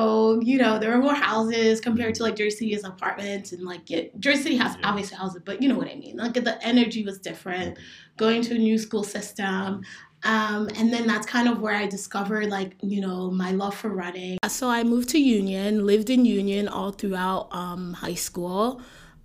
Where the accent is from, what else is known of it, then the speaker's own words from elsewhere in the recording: South East, Nigeria; moved away; Okay, so I'm from Nigeria, specifically from the southeastern region of Nigeria, so Igbo.